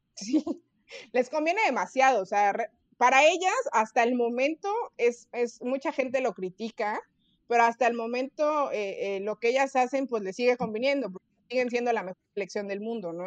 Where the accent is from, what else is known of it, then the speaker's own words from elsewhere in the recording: Mexico; como buenos mexicanos que somos